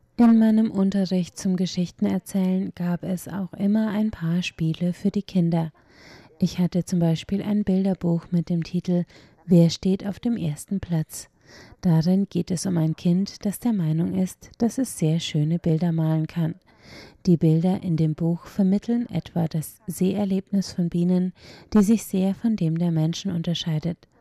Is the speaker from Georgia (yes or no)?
no; Taichung, Taiwan; now in Hualien, Taiwan; Ursprünglich stamme ich aus Taichung und meine Universität befindet sich in Hualien